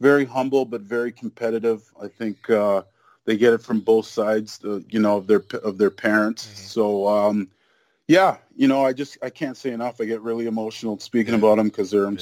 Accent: Canada; also born or lived in Nigeria; I was born in Nigeria. So I came to Canada when I was, you know, a year old.

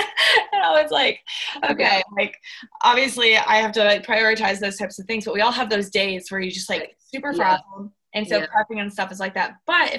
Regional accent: Charlotte, North Carolina, United States; moved away as an adult; now in Auburn, United States; she's from Minnesota and I'm from Charlotte, and we're both like far away from home.

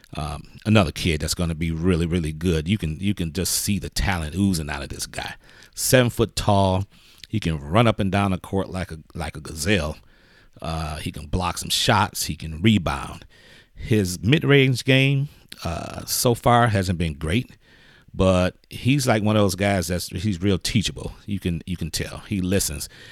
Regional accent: Detroit, Michigan, United States; moved away; I'm originally from Detroit

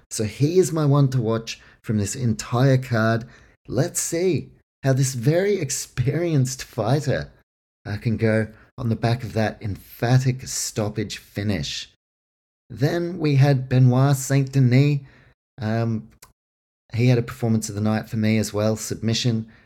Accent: Auckland, New Zealand; my hometown, Auckland, New Zealand

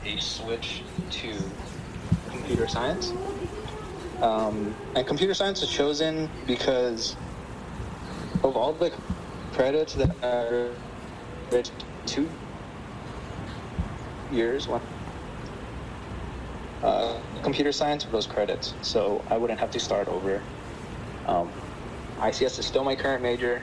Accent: United States; My upbringing was very American. I was born here and raised here

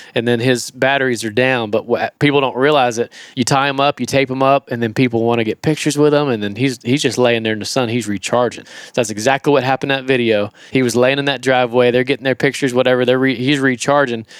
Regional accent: Florida, United States; I'm from Florida

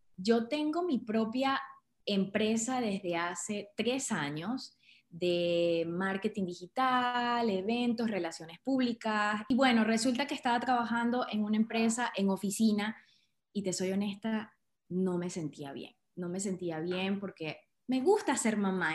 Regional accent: Andes of Venezuela, Trujillo, Venezuela; moved away as an adult; also born or lived in Caracas, Venezuela / Louisiana, United States / Russia / Indonesia; now in India; Soy venezolana, nacida en Caracas, pero de corazón gocho, trujillana, y porque me crié en los Andes de Venezuela.

